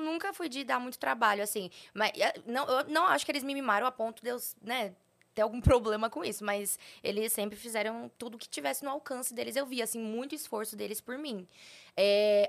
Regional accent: Poá, São Paulo, Brazil; moved away as an adult; now in São Paulo, Brazil; Eu sou de São Paulo, só que eu, eu falo interior, mas não é interior. É Poá, é a cidade onde eu nasci, que é perto ah, de Mogi das Cruzes

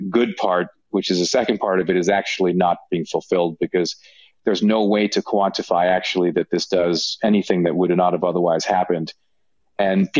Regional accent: Canada; moved away as an adult; also born or lived in United States; having spent most of my career working in the US, but I am Canadian.

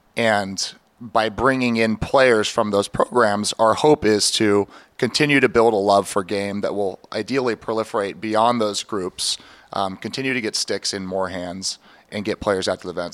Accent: Seattle, Washington, United States; now in Baltimore, United States; growing up in Seattle, lacrosse was just not a staple like it is here in Baltimore

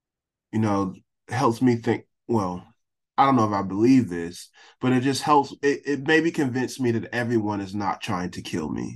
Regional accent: Youngsville, North Carolina, United States; my hometown of Youngsville, North Carolina

